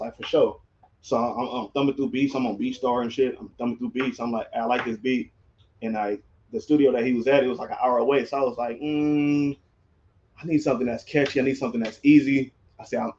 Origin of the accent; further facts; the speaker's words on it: Gardena, California, United States; I'm from Gardena, California